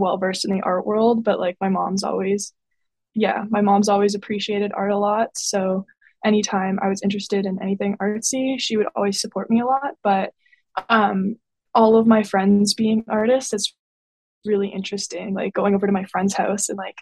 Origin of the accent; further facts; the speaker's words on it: Windsor, Ontario, Canada; also born or lived in Halifax; I grew up in Windsor, Ontario, and that's where I am right now.